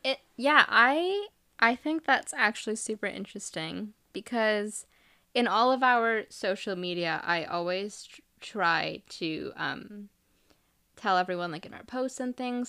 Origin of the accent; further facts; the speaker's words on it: India; moved away; I'm from India, so if I think about our culture there